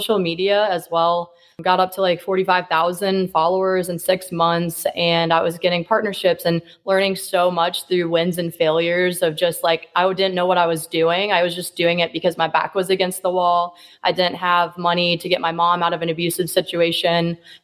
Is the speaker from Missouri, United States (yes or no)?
yes; Kansas City, Missouri, United States; I'm from Kansas City, Missouri